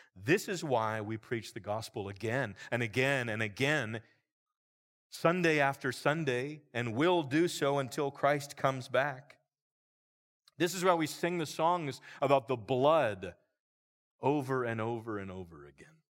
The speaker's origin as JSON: {"language": "English", "area": "Roanoke Valley", "region": "Virginia", "country": "United States", "tie": "born or raised there", "said": "I grew up in a church here in the Roanoke Valley"}